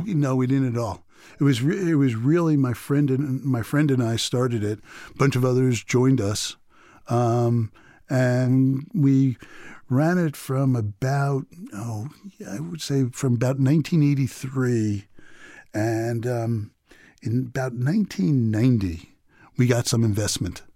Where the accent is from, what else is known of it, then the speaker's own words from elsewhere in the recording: New York City, New York, United States; moved away; neighborhood I grew up in Queens